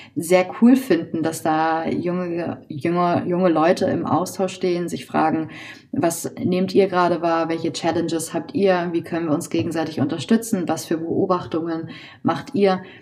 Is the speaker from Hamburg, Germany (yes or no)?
yes; Hamburg, Germany; Ich wurde in Hamburg geboren, bin hier auch aufgewachsen